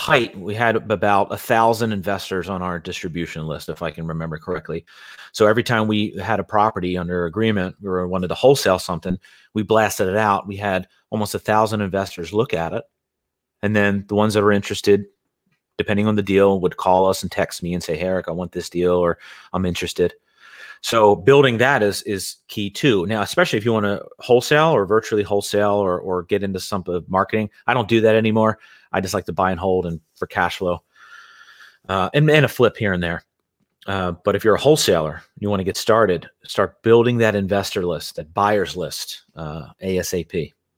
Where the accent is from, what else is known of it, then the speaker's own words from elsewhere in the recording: Philadelphia, Pennsylvania, United States; moved away as an adult; now in Carlsbad, United States; born and raised in Philadelphia